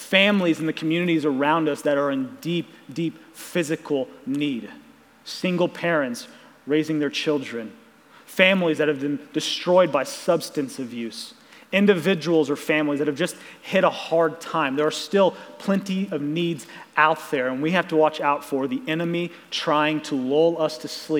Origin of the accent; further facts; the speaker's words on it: Ozark, Missouri, United States; I was born and raised in Ozark, and so there's kind of this Southwest Missouri Ozark bubble that I was raised